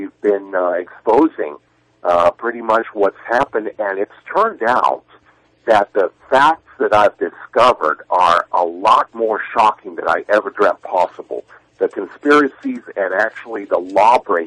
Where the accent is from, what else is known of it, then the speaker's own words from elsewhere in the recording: New York, United States; as an American born and bred here, born in New York